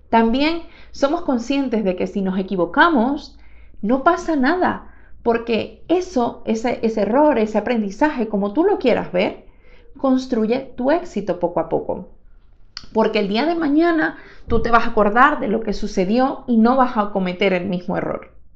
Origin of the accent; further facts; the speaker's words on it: Venezuela; moved away; cuando trabajaba en mi país, en Venezuela